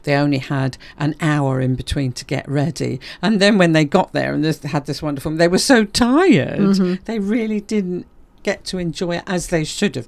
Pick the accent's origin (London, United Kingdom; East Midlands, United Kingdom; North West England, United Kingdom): London, United Kingdom; moved away as an adult; now in Greater Manchester, United Kingdom; Being a Londoner